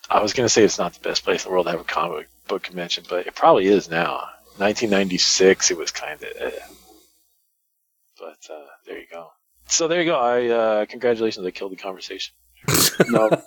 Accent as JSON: {"language": "English", "region": "East Coast", "country": "United States", "said": "we are from the East Coast"}